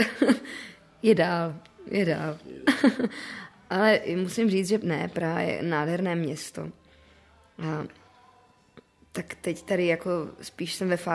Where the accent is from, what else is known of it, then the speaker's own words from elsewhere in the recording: Moravia, Czechia; protože já jsem ještě z Moravy. Pro mě otázka, jako, kde mám domov, je dost těžká, protože já, mě se ten domov od malička dost střídal.